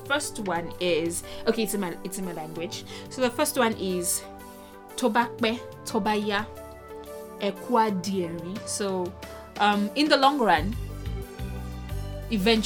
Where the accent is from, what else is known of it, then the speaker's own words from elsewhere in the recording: Nigeria; moved away; I'm Nigerian